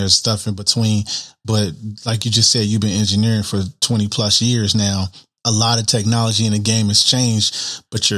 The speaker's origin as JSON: {"language": "English", "town": "Chicago", "region": "Illinois", "country": "United States", "tie": "born or raised there", "said": "I'm from Chicago, born and raised"}